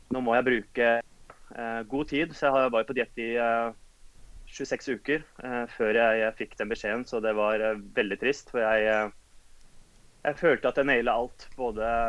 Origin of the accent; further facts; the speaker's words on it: Oslo, Norway; Født og oppvokst i Oslo.